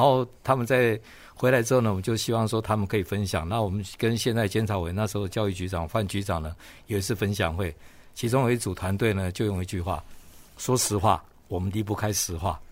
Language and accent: Chinese; Qianzhen, Kaohsiung, Taiwan; 我小时候就在前镇长大